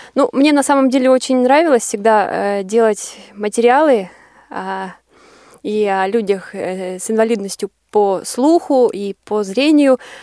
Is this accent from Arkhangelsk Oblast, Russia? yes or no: yes; Arkhangelsk, Arkhangelsk Oblast, Russia; moved away as an adult; я приехала из Архангельска